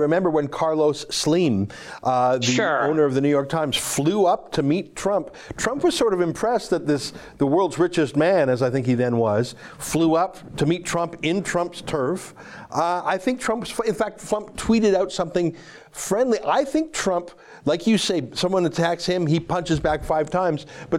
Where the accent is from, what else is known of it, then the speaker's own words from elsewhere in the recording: Canada; as a Canadian, I'm calling on you to put our partisan differences aside